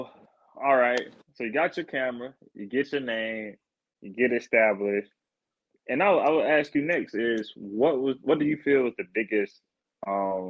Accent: South Carolina, United States; I was born and raised in South Carolina

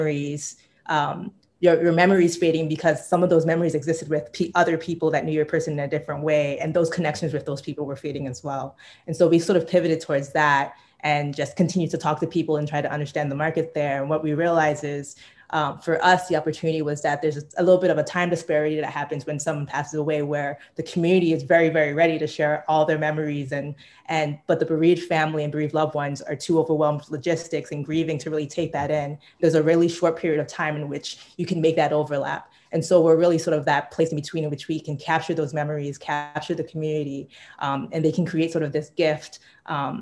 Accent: New York, United States; also born or lived in Bay Area; now in Chicago, United States; I'm originally from Brooklyn, currently live in Chicago, by way of the Bay Area

